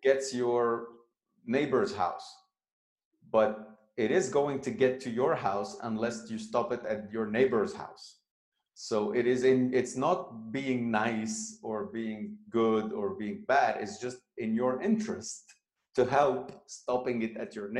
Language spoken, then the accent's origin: English; Lebanon; moved away; Lebanon, my home country